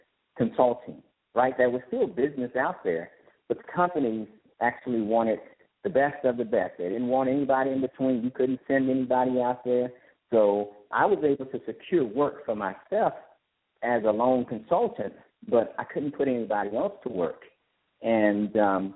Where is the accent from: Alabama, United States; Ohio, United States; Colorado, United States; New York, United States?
Alabama, United States; Mobile; also born or lived in Indianapolis, Indiana; now in Atlanta, United States; Mobile, Alabama is where I'm originally from